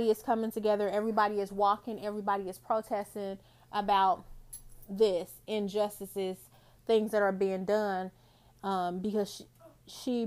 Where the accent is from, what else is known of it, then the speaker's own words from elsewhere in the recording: Indianapolis, Indiana, United States; My hometown, I'm actually located in Indianapolis, Indiana.